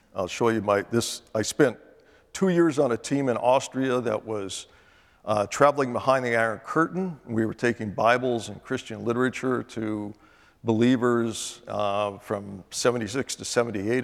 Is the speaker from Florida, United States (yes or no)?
no; Northern California, United States; I was born in Northern California